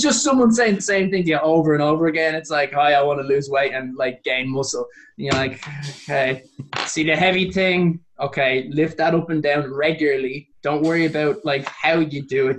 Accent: Dublin, Leinster, Ireland

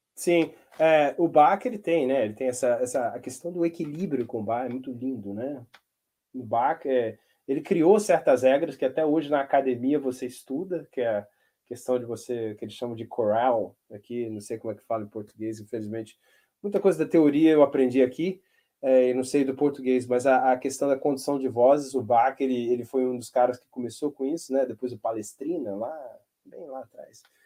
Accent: Brazil; moved away as an adult; now in United States; a função do brasileiro aqui é meio que arrumar a casa

